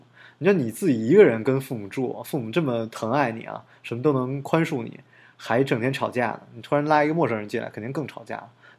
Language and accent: Chinese; Beijing, China; 像我们北京人，就是大家都觉得，哎，北京人特客气。其实北京人就就特假客气。